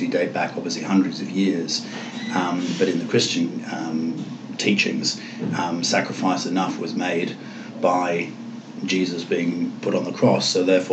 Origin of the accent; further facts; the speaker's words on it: England, United Kingdom; moved away; I come from England.